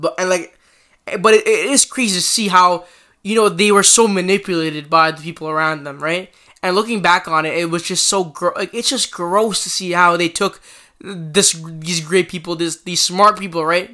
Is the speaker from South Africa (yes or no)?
no; Canada; as a Canadian